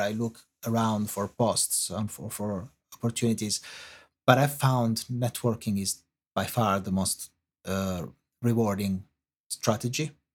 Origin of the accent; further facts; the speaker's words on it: Italy; accent: Italian; English is a second language; moved away as an adult; now in London, United Kingdom; you can hear from my accent, um, I, I am Italian